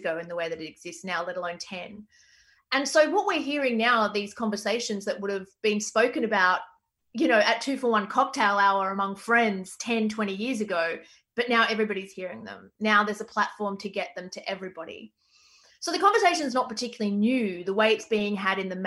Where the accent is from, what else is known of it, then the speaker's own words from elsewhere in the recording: Australia; me as an Australian